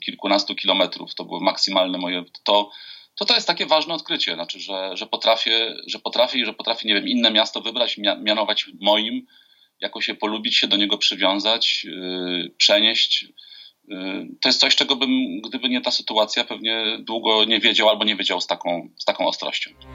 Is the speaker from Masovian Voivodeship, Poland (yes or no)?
yes; Warsaw, Masovian Voivodeship, Poland; moved away as an adult; now in Kraków, Poland; z Warszawy, gdzie się urodziłem, gdzie mieszkałem, gdzie spędziłem właśnie całe swoje życie prywatne i zawodowe